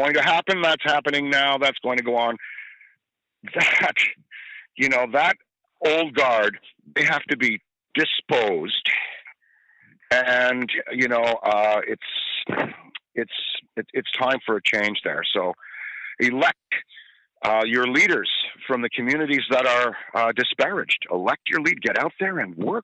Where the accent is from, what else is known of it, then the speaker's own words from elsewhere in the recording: Ottawa, Ontario, Canada; I grew up in Ottawa